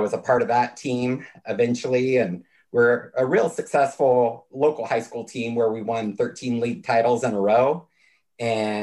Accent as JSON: {"language": "English", "region": "California", "country": "United States", "tie": "born or raised there", "said": "I come from a really rural part of California up near the Oregon border, and my hometown had 1,000 people in it."}